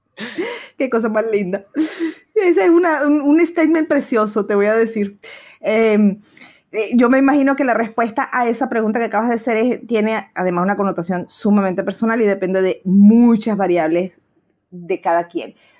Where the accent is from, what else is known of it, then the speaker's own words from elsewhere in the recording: Argentina; moved away; also born or lived in Venezuela; Yo soy nativa argentina y fui inmigrante en Venezuela